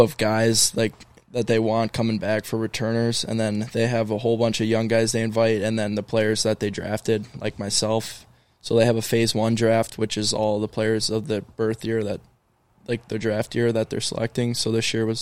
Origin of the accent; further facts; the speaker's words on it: Woodbury, Minnesota, United States; I grew up playing hockey in Woodbury, great spot for young kids.